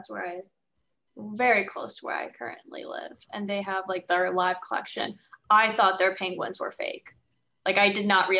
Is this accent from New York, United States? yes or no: yes; New York City, New York, United States; my hometown, my first zoo ever, as the Bronx Zoo.